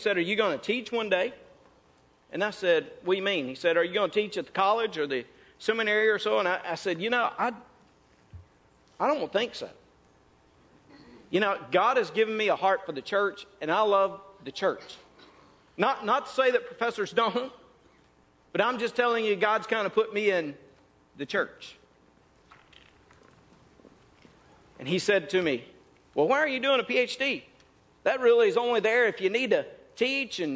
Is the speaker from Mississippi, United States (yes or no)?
yes; North Mississippi, United States; moved away; I came from North Mississippi